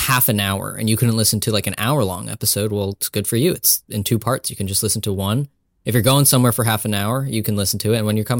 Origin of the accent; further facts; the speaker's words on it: United States; I wouldn't know anything about that as an Indian American.